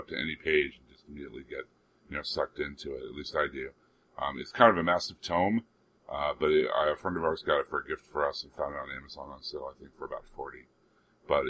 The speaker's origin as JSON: {"language": "English", "country": "United States", "tie": "born or raised there", "said": "growing up in America"}